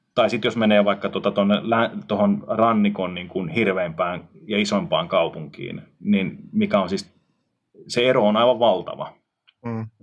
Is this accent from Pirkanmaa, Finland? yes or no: yes; Tampere, Pirkanmaa, Finland; moved away as an adult; Mä oon kotoisin siis mm. Suomen yhdestä suurimmasta kaupungista Tampereelta ja mm. melkein koko elämäni asunut siis kaupungissa.